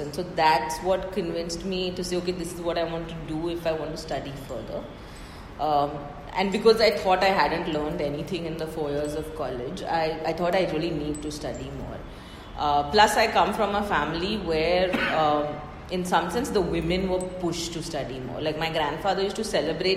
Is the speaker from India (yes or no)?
yes; Mumbai, Maharashtra, India; I'm from Bombay, so not a Delhi person at all. And grew up in Bombay